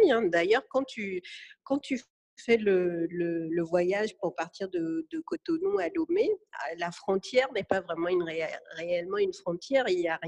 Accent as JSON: {"language": "French", "country": "France", "tie": "born there", "said": "parce que déjà je suis née en France, c'est"}